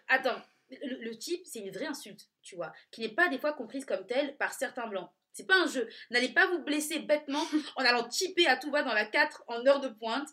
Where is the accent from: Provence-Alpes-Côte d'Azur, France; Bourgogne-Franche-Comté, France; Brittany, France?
Provence-Alpes-Côte d'Azur, France; Nice; je viens de Nice